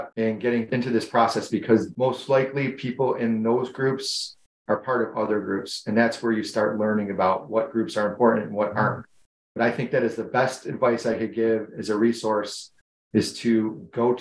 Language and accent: English; Buffalo, New York, United States; I'm from Buffalo, New York